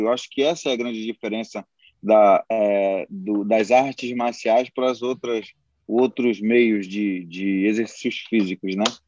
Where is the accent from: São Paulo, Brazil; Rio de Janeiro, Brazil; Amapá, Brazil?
Amapá, Brazil; moved away as an adult; now in Maranhão, Brazil; Eu sou do Amapá, mas moro aqui no Maranhão já há 10 anos